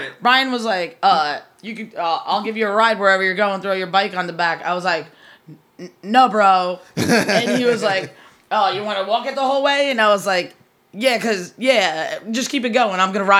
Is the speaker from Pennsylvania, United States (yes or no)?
no; Asbury Park, New Jersey, United States; And we're from Asbury Park, New Jersey.